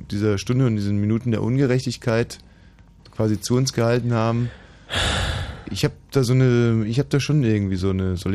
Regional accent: Berlin, Germany; Wenn wir als Berliner vom Fernsehturm reden

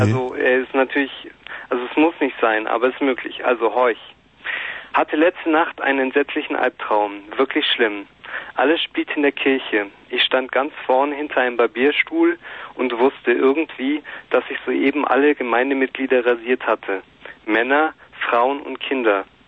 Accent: Bavaria, Germany; ich bin Bayer

